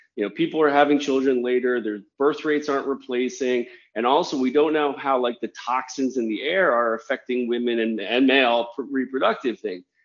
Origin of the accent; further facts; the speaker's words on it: Washington, District of Columbia, United States; moved away; also born or lived in Germany / Japan / New York; I'm actually a native of Washington D.C.